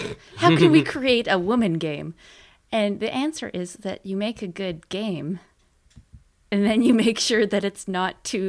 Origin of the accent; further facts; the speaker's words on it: Canada; We're Canadian, by the way, if you couldn't tell.